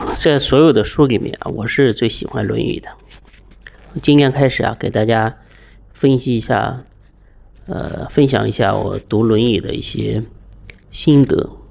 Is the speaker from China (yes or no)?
yes; China; 我们中国人